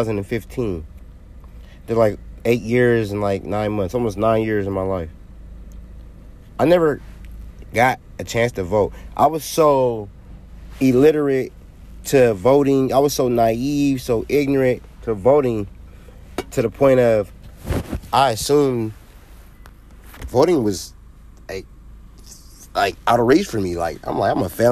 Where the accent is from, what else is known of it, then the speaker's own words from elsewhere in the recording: California, United States; I'm a Californian